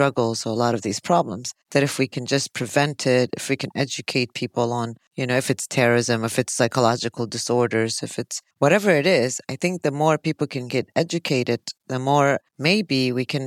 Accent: Chicago, Illinois, United States; I'm from Chicago, and whenever I used to work in Chicago

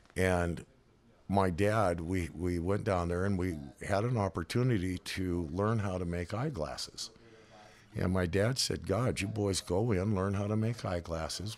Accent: Reno, Nevada, United States; moved away as an adult; also born or lived in La Harpe, Illinois / Texas / Colorado; now in California, United States; by the time I was about five or six, seven years old, we moved to Reno

